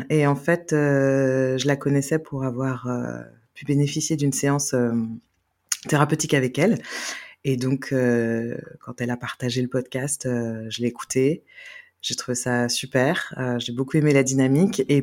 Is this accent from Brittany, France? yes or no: yes; Carnac, Brittany, France; also born or lived in Vannes; je viens de Bretagne je suis née à Vannes voilà et donc ben, je suis née sous X et donc euh, adoptée à l'âge de trois mois. Et puis j'ai grandi euh, à Carnac.